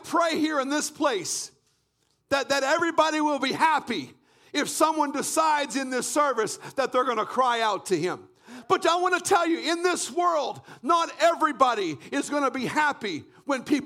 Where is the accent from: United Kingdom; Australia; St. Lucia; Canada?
Canada; I was brought up in Canada